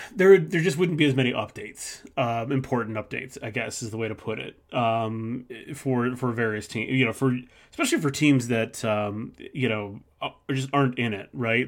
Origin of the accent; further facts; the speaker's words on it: Midwest, United States; living in the Midwest, growing up in the Midwest